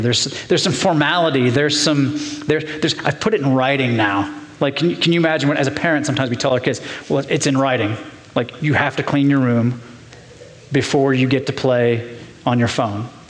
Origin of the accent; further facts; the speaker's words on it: Portsmouth, Ohio, United States; I grew up in Portsmouth, Ohio, down in southern Ohio